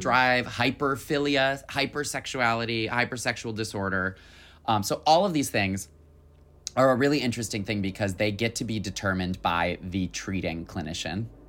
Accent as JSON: {"language": "English", "region": "Michigan", "country": "United States", "said": "I'm from Michigan."}